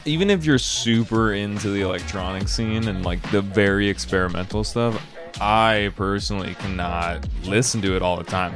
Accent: Chicago, Illinois, United States; I'm from Chicago

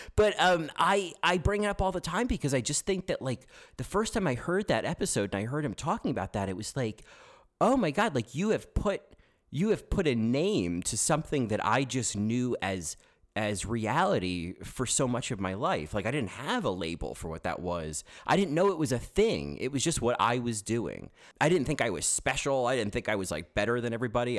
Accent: New Jersey, United States; accent: New Jersey; now in New York, United States; I'm not from Houston, I'm from New Jersey, and you could probably tell that from, uh, the fact that I sound like someone from New Jersey

